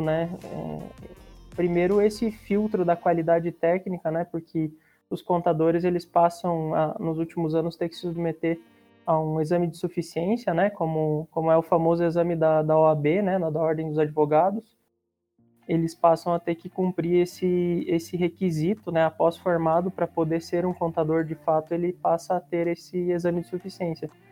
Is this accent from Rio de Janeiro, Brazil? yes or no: no; Curitiba, Paraná, Brazil; sou de Curitiba